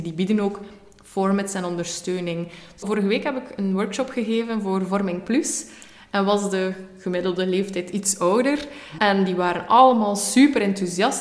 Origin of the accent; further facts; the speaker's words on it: West Flanders, Belgium; moved away as an adult; now in Ghent, Belgium; als West-Vlaming in Gent